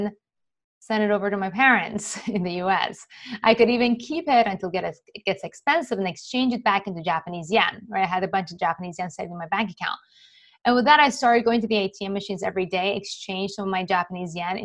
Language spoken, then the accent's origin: English; Iran; moved away; I was born and raised in Iran to a Jewish family during the Iran-Iraq War